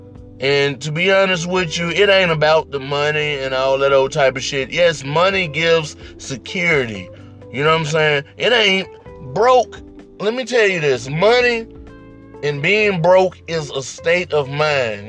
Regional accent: Mississippi, United States; I grew up in Mississippi

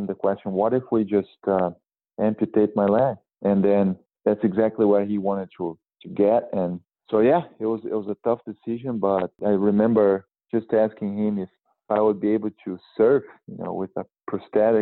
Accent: Brazil; now in Santa Barbara, United States; my hometown community in Brazil

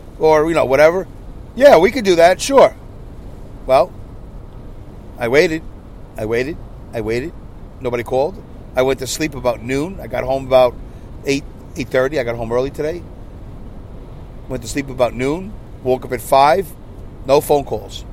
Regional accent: Saugerties, New York, United States; in Saugerties, in my hometown

